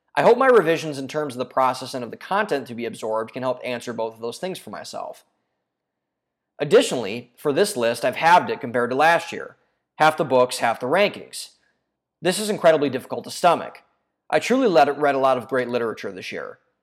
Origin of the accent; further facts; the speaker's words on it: Ohio, United States; my home state of Ohio